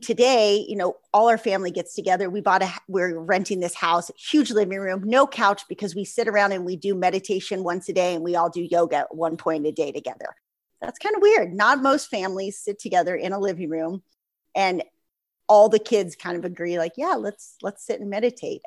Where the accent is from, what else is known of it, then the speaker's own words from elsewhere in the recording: San Diego, California, United States; I'm from San Diego